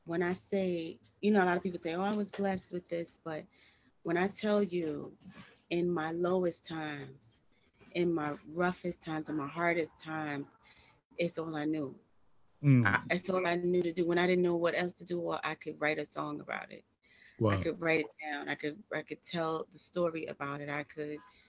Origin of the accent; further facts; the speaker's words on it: New York City, New York, United States; I am from New York. I'm from Brooklyn